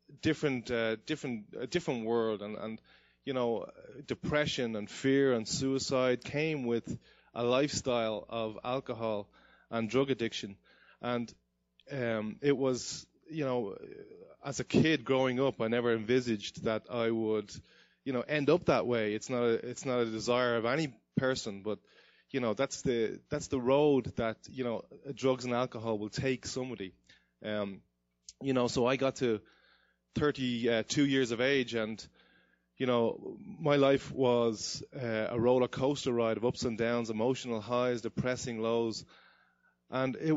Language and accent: English; Dublin, Leinster, Ireland; moved away; I grew up in Dublin, Ireland